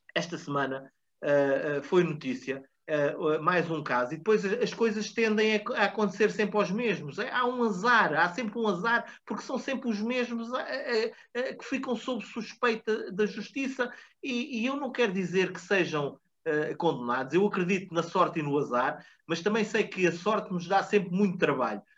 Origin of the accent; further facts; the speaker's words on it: Portugal; enquanto portugueses